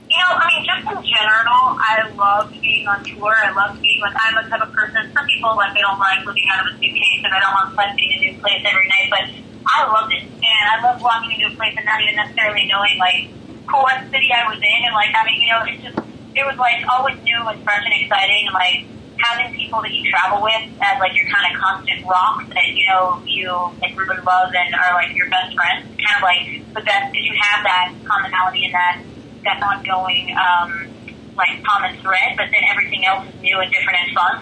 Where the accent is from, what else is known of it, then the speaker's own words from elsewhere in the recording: Florida, United States; I grew up in Florida